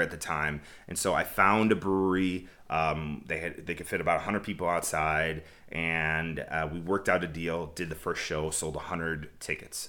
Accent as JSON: {"language": "English", "town": "Chicago", "region": "Illinois", "country": "United States", "tie": "born or raised there", "moved": "yes", "said": "I was born and raised in Chicago."}